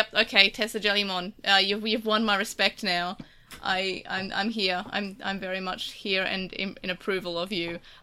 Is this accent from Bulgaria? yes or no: no; Australia; accent: Australian; I actually have an Australian accent